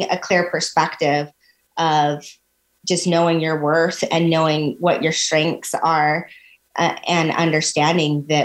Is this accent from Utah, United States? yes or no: yes; Ogden, Utah, United States; I'm born and raised in Ogden, Utah